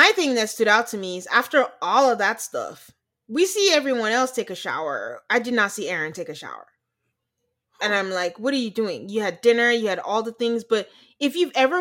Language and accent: English; Nigeria; moved away; being Nigerian